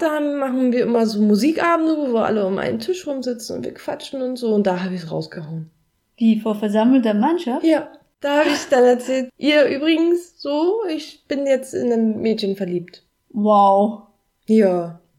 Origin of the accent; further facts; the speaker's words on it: Berlin, Germany; Und ich bin in Berlin groß geworden. Es war, es war immer da. Ist nicht Bodensee, ne?